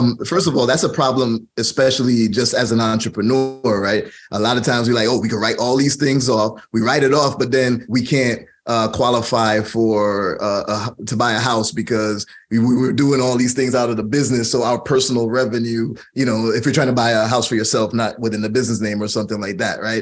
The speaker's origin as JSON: {"language": "English", "country": "Jamaica", "said": "I'm Jamaican"}